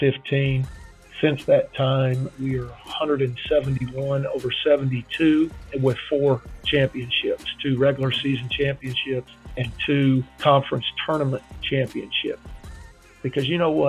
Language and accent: English; Neosho, Missouri, United States; moved away as an adult; also born or lived in Thibodaux, Louisiana / Mississippi; I grew up in Missouri, a little town called Neosho in southwest Missouri, just below Joplin